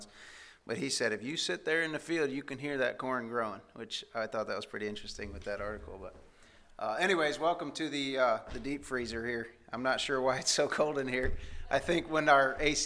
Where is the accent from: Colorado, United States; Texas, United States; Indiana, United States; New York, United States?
Indiana, United States; moved away; we grew up in Indiana where there's a lot of farming.